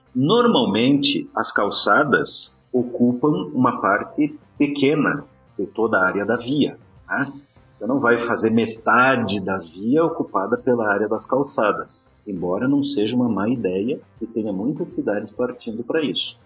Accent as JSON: {"language": "Portuguese", "region": "Rio Grande do Sul", "country": "Brazil", "tie": "born or raised there", "moved": "yes", "said": "eu sou gaúcho de nascimento"}